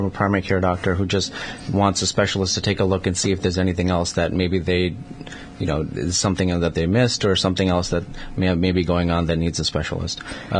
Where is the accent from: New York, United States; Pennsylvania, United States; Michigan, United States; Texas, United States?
New York, United States; moved away as an adult; also born or lived in Manhattan / Brooklyn / Long Island; now in Connecticut, United States; I grew up mostly in New York. So, you know, went to high school and, you know, middle school and college and pretty much, so Manhattan, Brooklyn, Long Island.